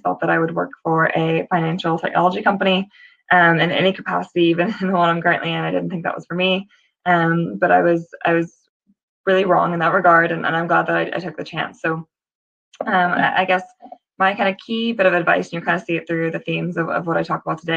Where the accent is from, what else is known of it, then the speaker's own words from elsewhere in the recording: United States; moved away as an adult; now in United Kingdom; if you can tell from my accent, I'm from the States originally